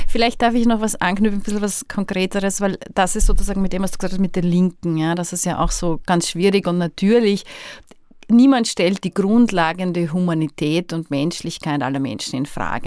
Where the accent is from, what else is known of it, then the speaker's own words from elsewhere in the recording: Austria; genauso Österreicherin ist wie ich